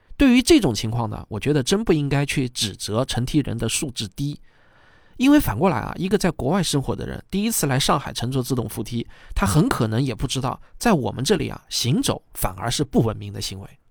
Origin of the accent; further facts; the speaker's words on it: China; 我自己呢，也是个土生土长的中国人